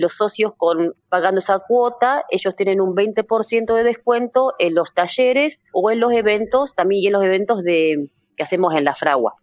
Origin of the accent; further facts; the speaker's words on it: Buenos Aires, Argentina; yo nací en Buenos Aires